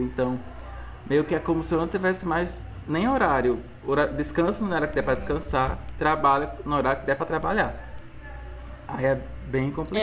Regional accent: Tarrafas, Ceará, Brazil; also born or lived in Juazeiro do Norte; eu vim para Tarrafas, que é minha terrinha

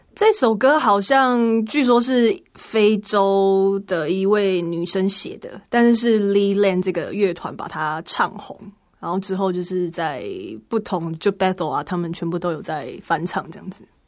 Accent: Hsinchu, Taiwan; 是新竹的城市之光圣教会

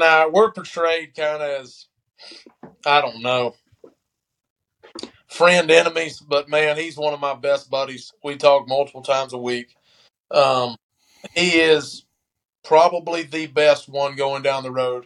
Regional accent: West Point, United States; growing up around here, where growing up in West Point

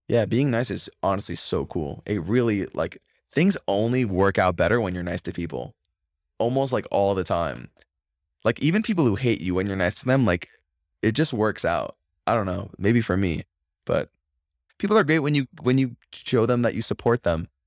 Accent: Florida, United States; also born or lived in Crown Heights, New York; now in New York, United States; growing up, it was, like, a normal thing 'cause I'm from Florida originally

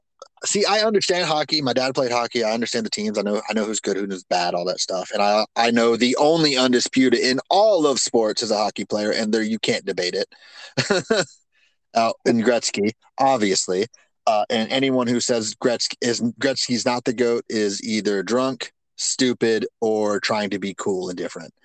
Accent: North Carolina, United States; now in Florida, United States; I was born in North Carolina.

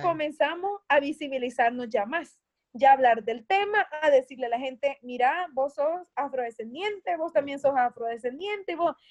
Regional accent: Atiquizaya, Ahuachapán, El Salvador; acá en mi pueblo de Atiquizaya, donde soy.

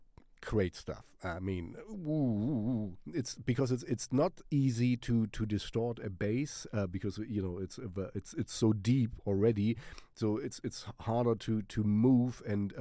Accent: Germany; first language German; English is a second language; I want to sing in German because it's my mother tongue

